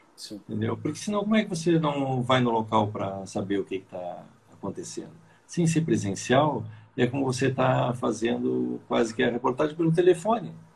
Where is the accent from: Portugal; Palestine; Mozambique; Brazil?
Brazil; Bagé, Rio Grande do Sul; now in São Paulo, Brazil; eu nasci no Rio Grande do Sul, mas estou aqui